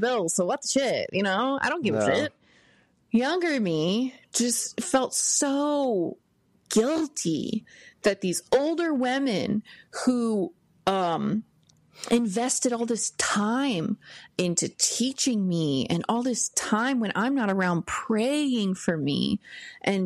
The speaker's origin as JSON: {"language": "English", "region": "Missouri", "country": "United States", "tie": "born or raised there", "said": "I was born and raised here in Missouri"}